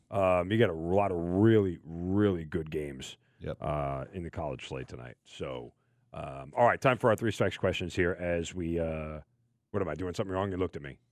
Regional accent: Long Island, New York, United States; growing up in Long Island

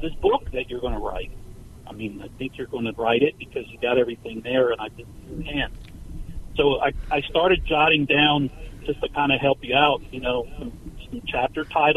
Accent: Florida coast, United States; I grew up on the Florida coast, like three blocks from the beach.

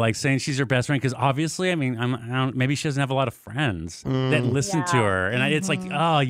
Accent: El Paso, Texas, United States; moved away as an adult; now in Austin, United States; I came from El Paso, you know, from the mean streets of VP, all Hispanic friends.

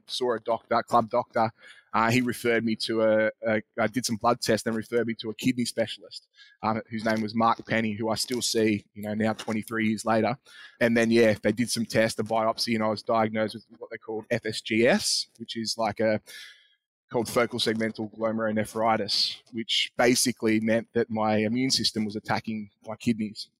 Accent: Sydney, New South Wales, Australia; also born or lived in Nigeria; I was born in Australia, moved to Nigeria for a few years with my mum and my older sister and my dad, and ended up moving back here. And I think I started primary school at Clovelly

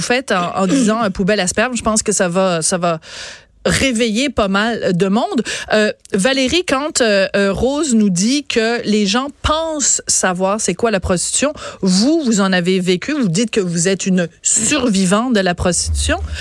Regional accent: Quebec, Canada; en tant que Québécois, Québécoise

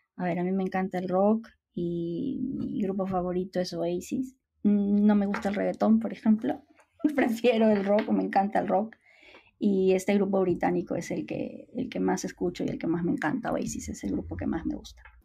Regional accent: Huaraz, Ancash, Peru; also born or lived in Madrid; En el Perú, una de las ciudades, además, donde yo nací y crecí, que es, que es Huaraz

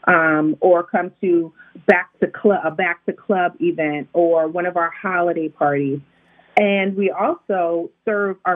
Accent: Connecticut, United States; now in Maryland, United States; I'm from Connecticut, so excuse the way I pronounce words

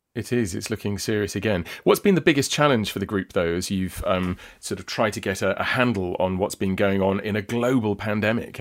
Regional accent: south coast of England, United Kingdom; talking to you from my hometown on the south coast of England.

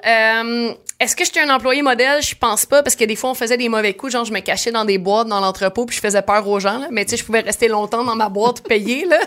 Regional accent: Saint-Eustache, Quebec, Canada; first language French; also born or lived in Oka / Sainte-Thérèse; now in Terrebonne, Canada; je suis née à Saint-Eustache, j'ai déménagé à Oka. Je suis revenue à Saint-Eustache, j'ai habité à Sainte-Thérèse. Hmm. Euh, et euh, maintenant je suis à Terrebonne

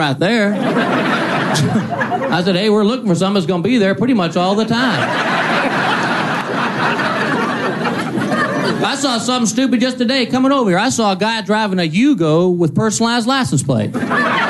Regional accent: Texas, United States; moved away as an adult; I'm originally from Texas. I was born. I like being from there. I like being from Texas because you grow up with their little Texas sayings.

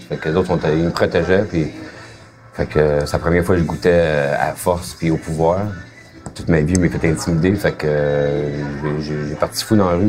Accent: Hull, Quebec, Canada; je viens de, de Hall, ça. Je viens d'un quartier démuni

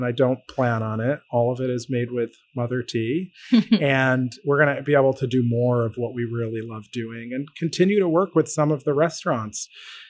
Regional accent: Syracuse, New York, United States; now in Connecticut, United States; I grew up in central New York. I grew up in Syracuse

